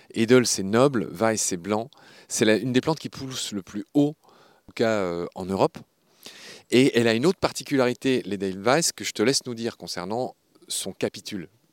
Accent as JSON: {"language": "French", "area": "Lorraine", "region": "Grand Est", "country": "France", "said": "je suis lorrain. Et sur le blason de ma région, la Lorraine"}